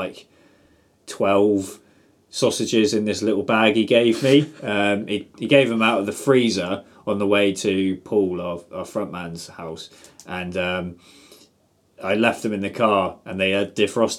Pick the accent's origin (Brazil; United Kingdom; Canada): United Kingdom; England; we're English as well